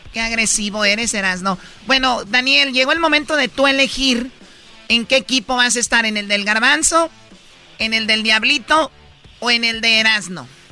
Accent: Mexico; Soy mexicana

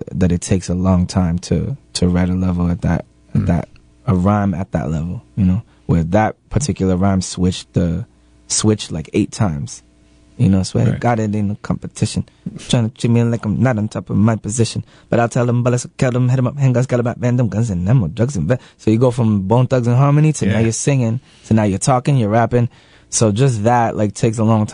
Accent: Lawrence, Massachusetts, United States; I'm from Lawrence. It's you know, it's a poor, poverty, you know, stricken place

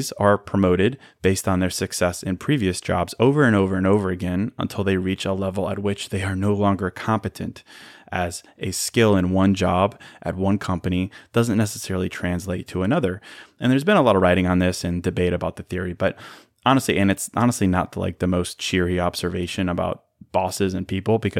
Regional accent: Chicago, Illinois, United States; moved away as an adult; also born or lived in Notre Dame, Indiana; now in Miami, United States; I was born in Chicago. I went to Notre Dame. I moved to downtown Chicago after graduating, and I've been there since 2011

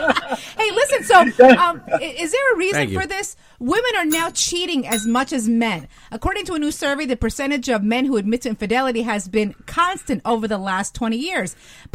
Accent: New Jersey, United States; I was born and raised in New Jersey.

